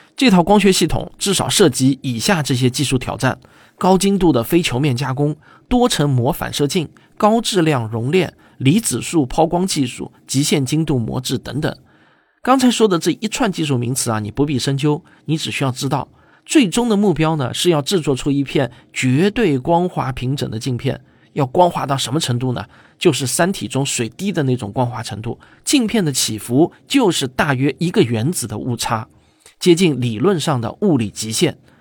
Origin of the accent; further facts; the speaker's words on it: China; 我们中国人